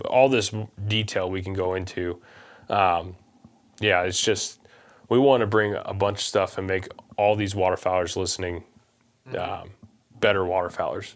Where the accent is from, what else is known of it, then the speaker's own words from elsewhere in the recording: Missouri, United States; we're from Missouri